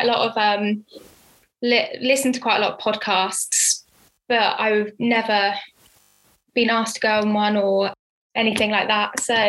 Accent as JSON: {"language": "English", "town": "Henley-on-Thames", "region": "South East England", "country": "United Kingdom", "tie": "born or raised there", "also_born_or_lived": "Oxford", "said": "In Henley, which is where my hometown is"}